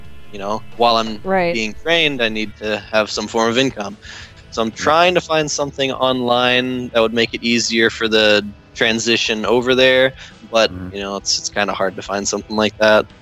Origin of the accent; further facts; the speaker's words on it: Georgia, United States; now in Indiana, United States; moving from Indiana to Georgia, back to my hometown